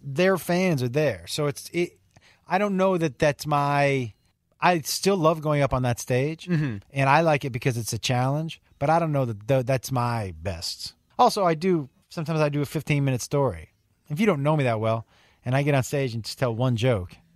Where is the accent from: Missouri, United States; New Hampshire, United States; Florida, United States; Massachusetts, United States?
Massachusetts, United States; Western; I'm from Western Mass